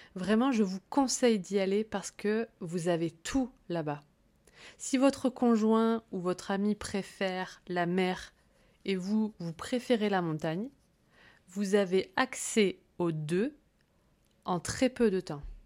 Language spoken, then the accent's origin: French; Corsica, France; j'ai grandi en Corse